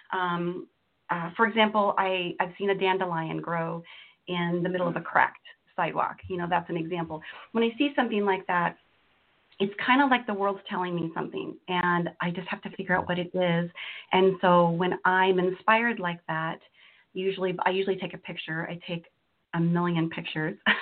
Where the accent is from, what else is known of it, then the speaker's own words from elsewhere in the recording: Washington, United States; also born or lived in Florida / Azores / Texas; I've grown up in Washington State uh, for, pretty much since I was five.